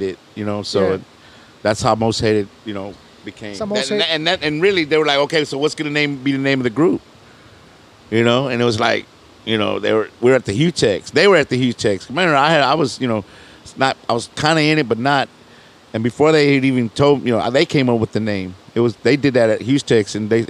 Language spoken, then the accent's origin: English; Houston, Texas, United States; I came up from Magnolia, Deuce Court, all in that area, Navigation, you know what I'm saying, and Canal.